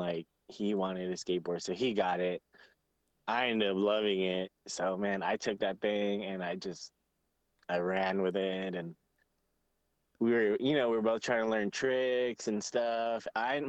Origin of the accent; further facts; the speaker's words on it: Fontana, California, United States; Yeah, in California, this city called Fontana. This place was probably about like an hour away from LA.